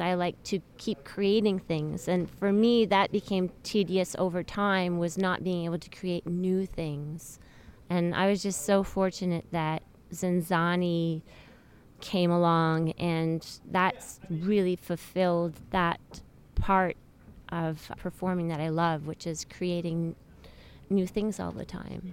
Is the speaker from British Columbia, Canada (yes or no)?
no; Montreal, Quebec, Canada; moved away as an adult; I'm Canadian